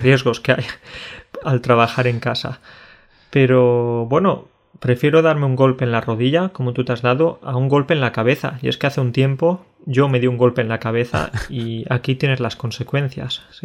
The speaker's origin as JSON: {"language": "Spanish", "region": "Andalusia", "country": "Spain", "said": "yo en Andalucía"}